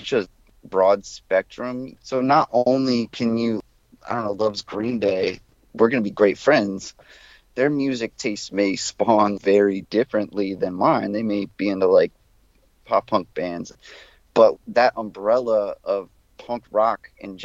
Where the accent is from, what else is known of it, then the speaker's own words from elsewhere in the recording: South Florida, United States; moved away as an adult; also born or lived in Gainesville; I come from South Florida, which is very hardcore centric.